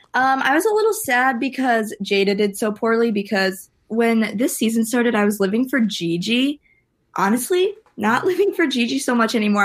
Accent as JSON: {"language": "English", "region": "Wisconsin", "country": "United States", "said": "I'm from Wisconsin"}